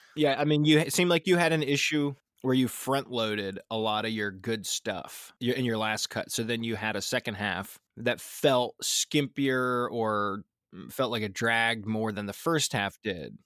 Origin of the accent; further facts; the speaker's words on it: Philadelphia, Pennsylvania, United States; probably ten minutes from the Philly stadium growing up